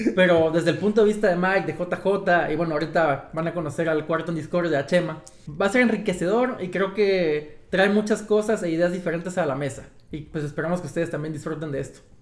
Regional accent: Tabasco, Mexico; moved away; yo soy de Tabasco, soy el único sureño aquí de los cuatro

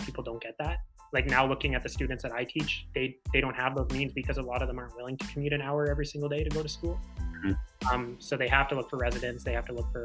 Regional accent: Winnipeg, Manitoba, Canada; I grew up in Winnipeg. I still live in Winnipeg, which is the capital of Manitoba

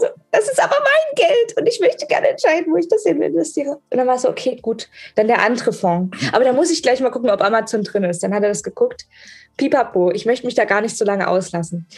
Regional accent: Germany; ich bin eine Deutsche

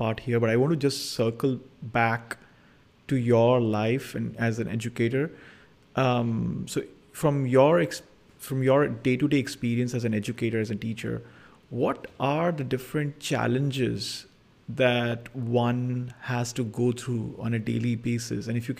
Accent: India; the times that I was growing up in India.

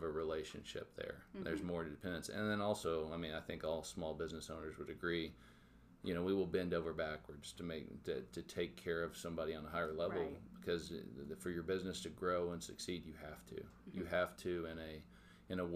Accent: Tahlequah, Oklahoma, United States; moved away as an adult; also born or lived in Miami, Oklahoma; now in Joplin, United States; I grew up in Tahlequah, Oklahoma

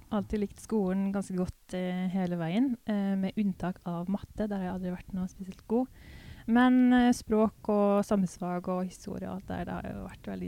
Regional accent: Røros, Trøndelag, Norway; accent: mix of Trøndersk, Hedmark, Eastern Norwegian, a bit Swedish; Ja. Og du kommer fra? Røros. Ja. Så litt sånn trønderhybrid

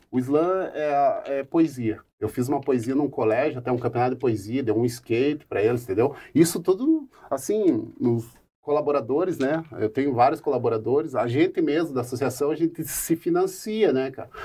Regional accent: Curitiba, Paraná, Brazil; o bairro alto que eu frequento, né, onde eu nasci e me criei

